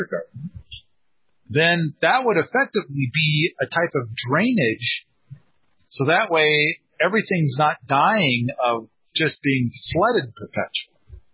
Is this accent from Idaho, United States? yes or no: yes; Moscow, Idaho, United States; I was born in Moscow, Idaho